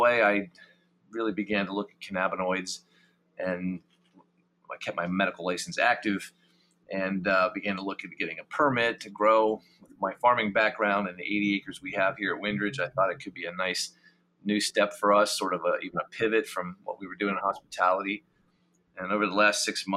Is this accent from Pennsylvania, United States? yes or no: yes; Lancaster, Pennsylvania, United States; also born or lived in York County, Pennsylvania; I'm originally from Lancaster. Grew up on a dairy farm